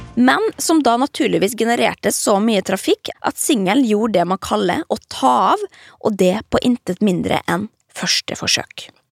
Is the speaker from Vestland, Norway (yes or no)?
no; Molde, Møre og Romsdal, Norway; stuevinduet mitt hjemme i Molde